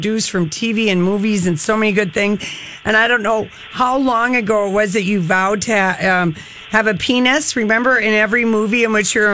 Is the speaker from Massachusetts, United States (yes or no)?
no; Minnesota, United States; we're from Minnesota